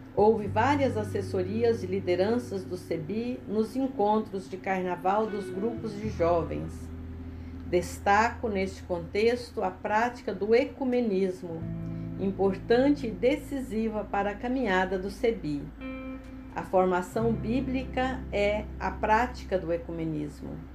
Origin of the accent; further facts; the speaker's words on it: Goiás, Brazil; moved away as an adult; now in Espírito Santo, Brazil; nasci e vivi em Goiás